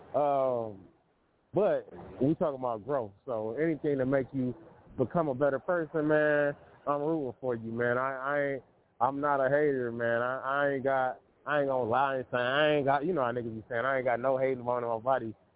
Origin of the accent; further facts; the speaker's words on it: Detroit, Michigan, United States; from Detroit, my hometown